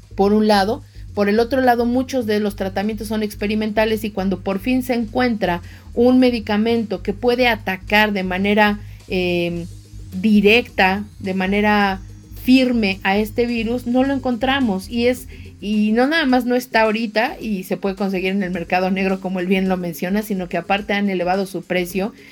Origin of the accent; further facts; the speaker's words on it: Mexico; nosotros como mexicanos somos una, una raza diferente